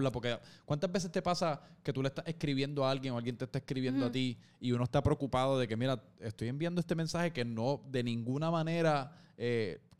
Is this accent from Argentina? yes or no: no; Puerto Rico